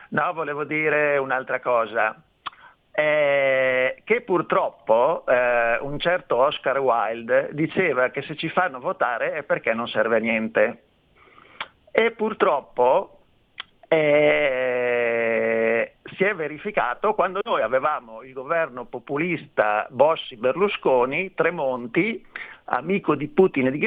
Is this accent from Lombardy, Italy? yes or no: yes; Carnate, Lombardy, Italy; now in Verona, Italy; anch'io vengo da Carnate